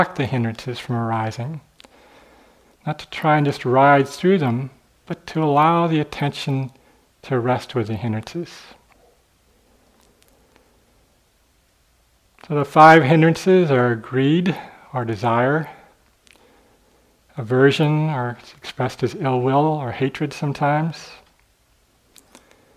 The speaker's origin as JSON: {"language": "English", "town": "St. Louis", "region": "Missouri", "country": "United States", "tie": "born or raised there", "said": "I grew up in St. Louis, right by the Mississippi River"}